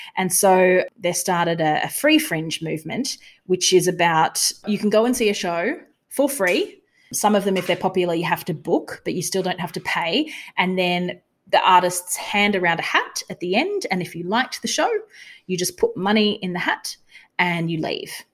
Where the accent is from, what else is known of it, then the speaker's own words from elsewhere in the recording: Australia; we're from Australia.